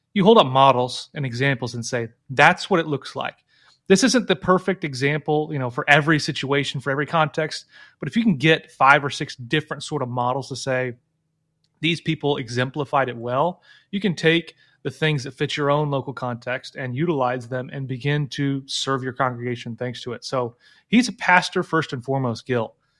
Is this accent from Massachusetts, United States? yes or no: no; Illinois, United States; moved away; I lived in Illinois, 'cause I grew up in Illinois